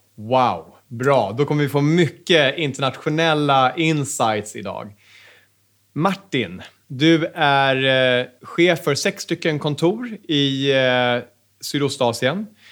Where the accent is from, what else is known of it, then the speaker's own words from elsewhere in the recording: Sweden; Som svensk företagare